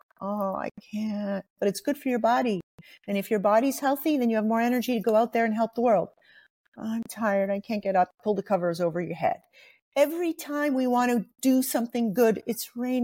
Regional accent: Montreal, Quebec, Canada; I'm actually from Montreal

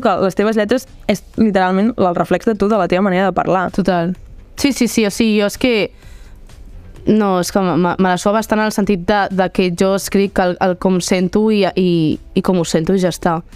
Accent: Barcelona, Catalonia, Spain; jo saps que sóc de Barna, saps que tu dius, és que sóc d'aquí

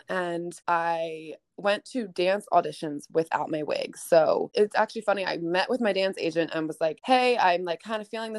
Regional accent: East Coast, United States; I'm from the East Coast, but I stayed with my friend

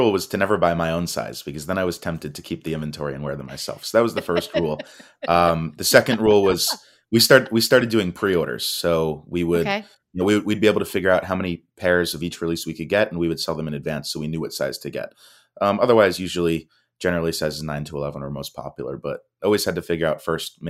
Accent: Miami, Florida, United States; So I grew up here in South Florida in the Miami area.

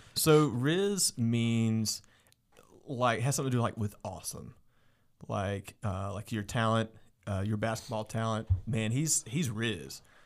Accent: Guilford County, North Carolina, United States; So I grew up in Guilford County

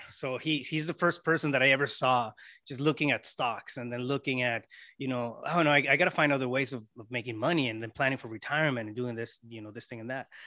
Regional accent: Yuma, Arizona, United States; also born or lived in Mexico; I was born, um, born and raised in Yuma, Arizona, but, uh, we lived on the Mexico side for a while

